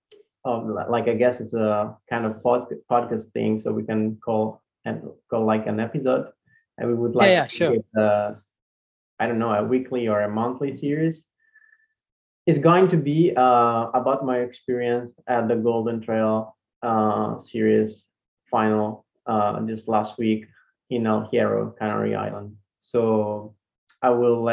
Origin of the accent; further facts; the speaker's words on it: Italy; I'm from Italy